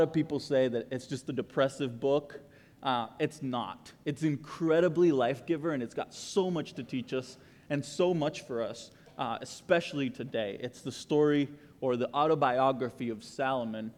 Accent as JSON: {"language": "English", "country": "Costa Rica", "moved": "yes", "lives_now": "Texas, United States", "said": "I am the guy from Costa Rica that moved to Texas"}